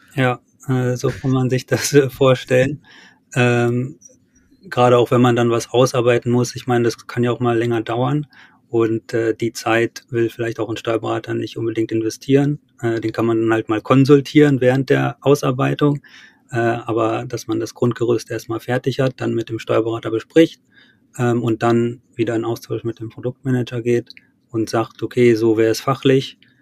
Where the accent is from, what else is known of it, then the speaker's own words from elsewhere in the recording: Wolfenbüttel, Lower Saxony, Germany; Wolfenbüttel, wo ich herkomme